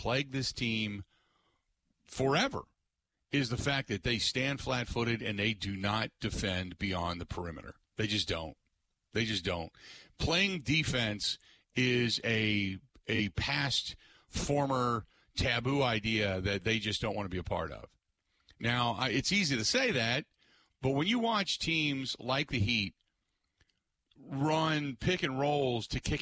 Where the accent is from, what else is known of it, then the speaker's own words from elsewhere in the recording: Cincinnati, Ohio, United States; moved away; I grew up in Cincinnati, Ohio